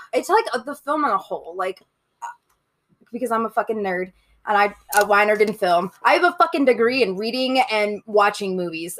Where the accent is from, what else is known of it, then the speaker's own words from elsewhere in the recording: Denver, Colorado, United States; I grew up in Colorado. I'm fucking native